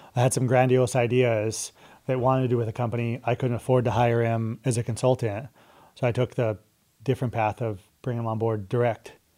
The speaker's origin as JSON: {"language": "English", "town": "Pueblo", "region": "Colorado", "country": "United States", "tie": "born or raised there", "also_born_or_lived": "Oxnard, California / Nevada / Austin, Texas", "moved": "as an adult", "said": "I grew up in Colorado"}